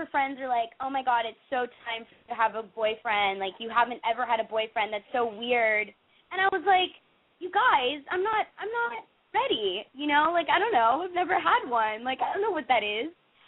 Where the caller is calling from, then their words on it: Los Angeles, California, United States; I'm calling from Hancock Park, actually.